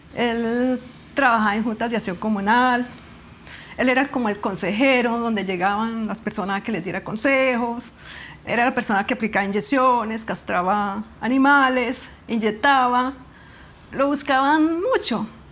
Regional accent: Granada, Meta, Colombia; tengo 56 años y nací en Granada Meta

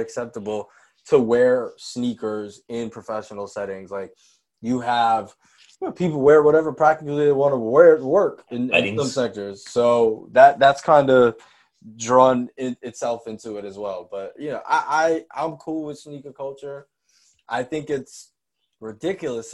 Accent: New York, United States; I'm from New York. So growing up and being in school, having a fresh pair of Air Force Ones, or Uptowns as we call them in New York

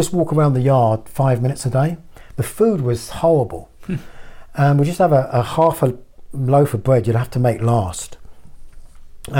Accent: Horsham, South East England, United Kingdom; moved away as an adult; also born or lived in Woking, Surrey / London; a town in the south, near the south coast of England. And I didn't want to stay in my hometown

